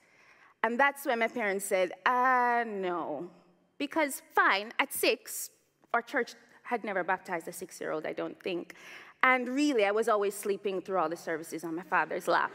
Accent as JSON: {"language": "English", "country": "Jamaica", "tie": "born or raised there", "also_born_or_lived": "Toronto, Canada", "moved": "yes", "lives_now": "Oxford, United Kingdom", "said": "growing up in Jamaica"}